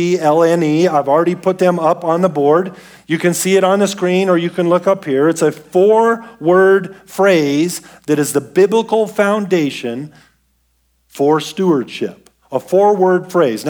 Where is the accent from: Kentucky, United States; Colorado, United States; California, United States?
Colorado, United States; Denver; I was born and raised in Denver